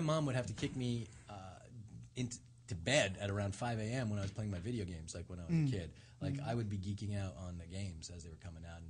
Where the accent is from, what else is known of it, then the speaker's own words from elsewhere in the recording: Montreal, Quebec, Canada; And it's snowy in Montreal, which is where I grew up.